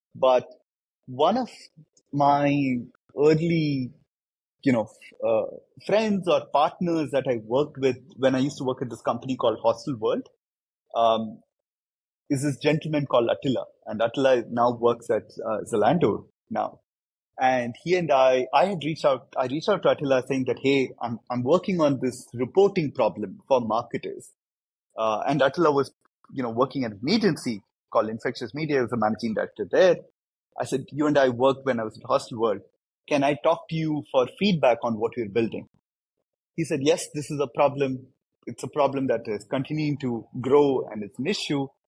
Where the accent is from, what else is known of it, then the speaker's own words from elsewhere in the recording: India; I, I come from India, uh, and I, I grew up there. Grew up in India